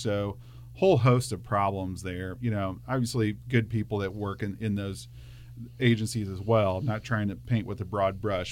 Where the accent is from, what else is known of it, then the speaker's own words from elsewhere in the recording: Hermann, Missouri, United States; born and raised in Herman, and, uh, that's where I live today with my family